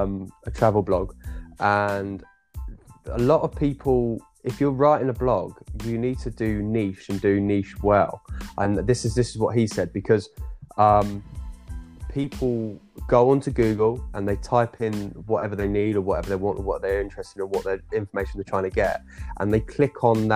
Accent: England, United Kingdom; as an English British guy

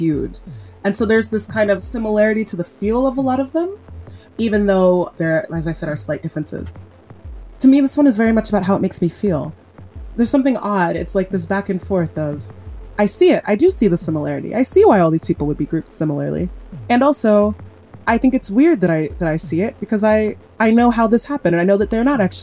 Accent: Nigeria; I'm Nigerian. My mom's a black woman. We're Nigerian, we're Igbo

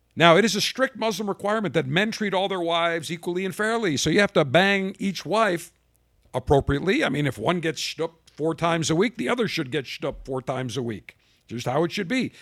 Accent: Buffalo, New York, United States; moved away; I'm from Buffalo originally

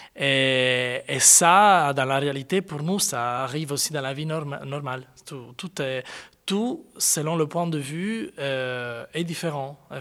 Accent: Cagliari, Sardinia, Italy; moved away as an adult; also born or lived in Florence / Madrid; now in Brussels, Belgium; à Cagliari, qui est ma ville natale

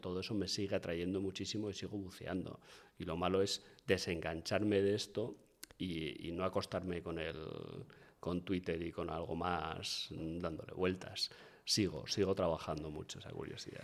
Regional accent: Bilbao, Basque Country, Spain; como buen bilbaíno

